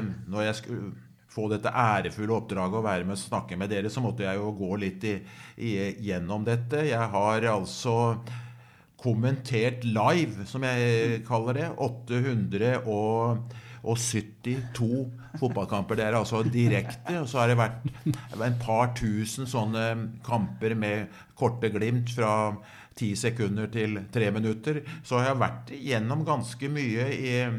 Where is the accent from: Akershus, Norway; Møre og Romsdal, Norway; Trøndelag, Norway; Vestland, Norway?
Akershus, Norway; Skedsmo; måtte jeg jo ofte dømme aldersbestemte kamper hjemme i Skedsmo